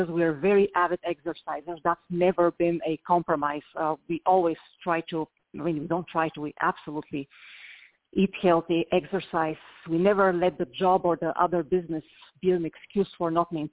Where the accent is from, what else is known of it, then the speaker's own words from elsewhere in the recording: Bulgaria; moved away; I'm from Eastern Europe